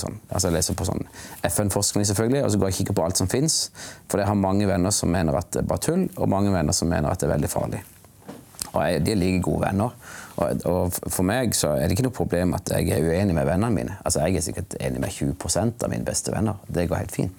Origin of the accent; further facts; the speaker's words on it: Kristiansand, Agder, Norway; also born or lived in New York; now in Gyland, Norway; jeg vokste opp i Kristiansand